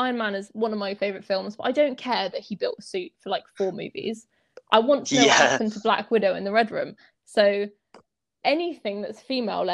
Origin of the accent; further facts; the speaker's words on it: England, United Kingdom; we're both English